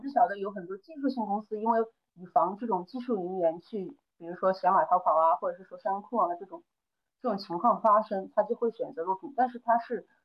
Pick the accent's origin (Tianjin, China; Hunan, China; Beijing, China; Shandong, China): Hunan, China; Changde; also born or lived in Hangzhou; now in Changsha, China; 现在是在长沙定居，但是我又是在，呃，湖南的某一个就是长，就市里面长大的，所以说也不算土生土长的长沙人